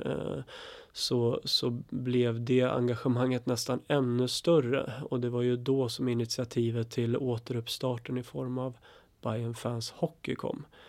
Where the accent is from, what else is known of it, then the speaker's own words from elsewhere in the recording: Östersund, Jämtland, Sweden; now in Stockholm, Sweden; Jag är från, faktiskt från Östersund från början, och uppväxt i Östersund.